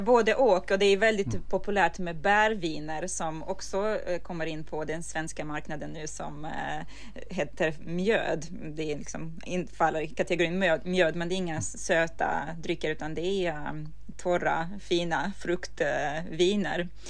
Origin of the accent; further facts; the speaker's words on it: Ukraine; now in Sweden; som en ukrainare som har fötts och uh, vuxit upp och ätit den här maten hela livet